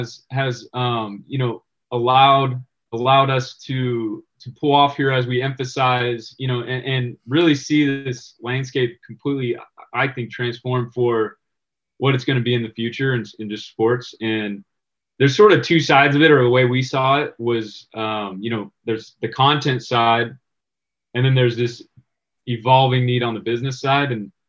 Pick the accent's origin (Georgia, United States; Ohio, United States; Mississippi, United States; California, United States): California, United States; San Diego; moved away as an adult; also born or lived in Santa Barbara / Chicago / Oakland; now in Las Vegas, United States; But before that, I grew up in San Diego, went to UC Santa Barbara.